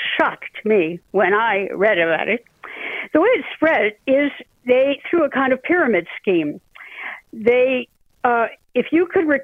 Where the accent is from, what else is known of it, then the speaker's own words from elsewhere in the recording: Portland, Oregon, United States; one of the strongest Klan states in the 1920s is my home state, Oregon. I'm from Portland